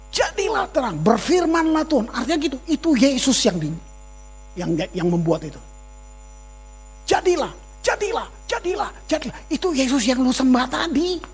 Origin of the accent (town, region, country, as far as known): Maluku, Indonesia